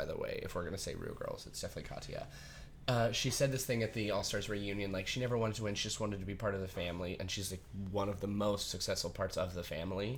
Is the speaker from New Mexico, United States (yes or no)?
yes; Artesia, New Mexico, United States; moved away as an adult; also born or lived in Roswell, New Mexico / New York; I was officially born in Roswell, New Mexico. I was raised in a really small town called Artesia